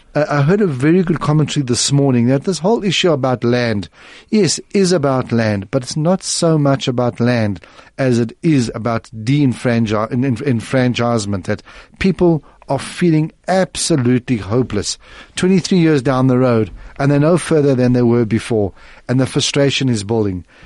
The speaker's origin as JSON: {"language": "English", "country": "South Africa", "said": "being a South African"}